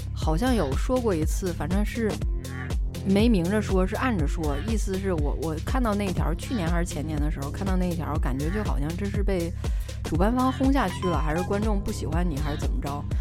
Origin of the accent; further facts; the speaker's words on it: China; 我们中国人